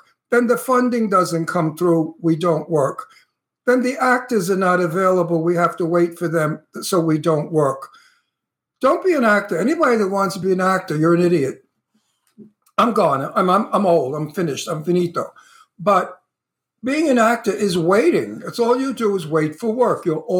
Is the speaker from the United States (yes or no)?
yes; New York City, New York, United States; moved away as an adult; also born or lived in Long Island, New York; I'm a New Yorker and I miss my friends and I miss my accent and I miss my surroundings. I miss the ocean, and I'm used to being, you know, I was born in Brooklyn, but I grew up the end of my life on Long Island.